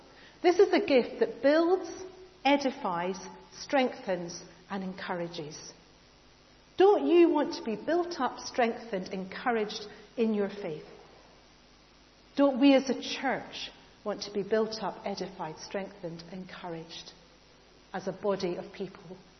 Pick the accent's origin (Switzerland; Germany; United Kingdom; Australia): United Kingdom; we're British